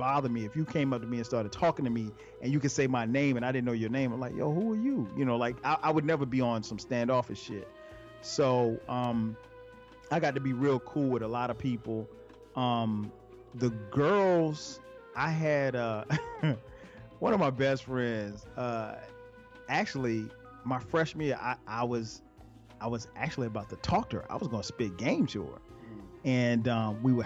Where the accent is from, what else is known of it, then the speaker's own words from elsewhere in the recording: Florence, South Carolina, United States; I remember just growing up in Florence